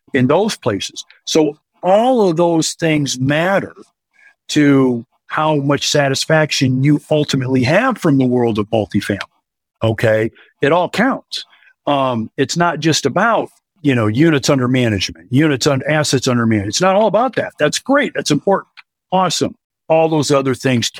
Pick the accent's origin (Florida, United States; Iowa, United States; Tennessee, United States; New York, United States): Iowa, United States; born and raised in Iowa, married, 3 kids, and lived here, you know, all of my life